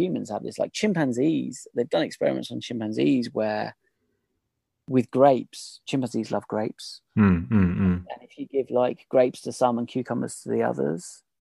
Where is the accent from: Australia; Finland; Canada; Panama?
Australia; Absolutely. Well, we as in the Australians.